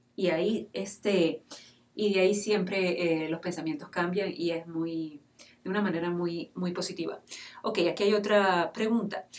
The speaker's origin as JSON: {"language": "Spanish", "country": "Venezuela", "said": "yo como mujer venezolana"}